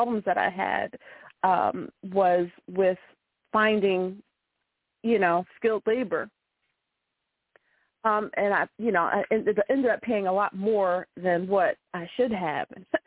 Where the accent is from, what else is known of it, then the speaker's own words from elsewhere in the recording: Philadelphia, Pennsylvania, United States; Philadelphia is your hometown, right? It is. Yes, I was born and raised